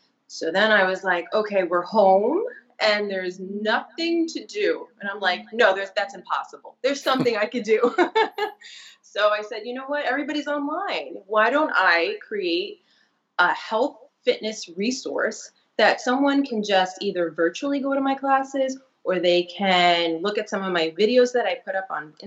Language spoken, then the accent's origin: English; New York City, New York, United States; I'm born and raised in Brooklyn